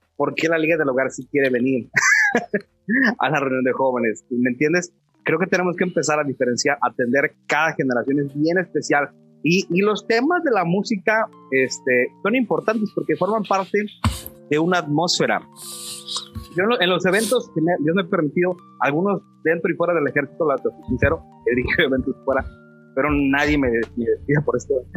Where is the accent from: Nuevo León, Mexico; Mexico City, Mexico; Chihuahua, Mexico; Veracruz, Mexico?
Mexico City, Mexico; moved away as an adult; also born or lived in Torreón; now in Matamoros, Mexico; yo soy chilango